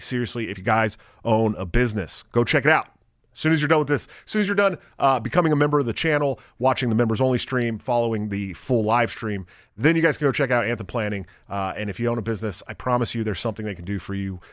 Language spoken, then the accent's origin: English; California, United States; moved away as an adult; also born or lived in Portland, Oregon; now in Iowa, United States; I grew up in California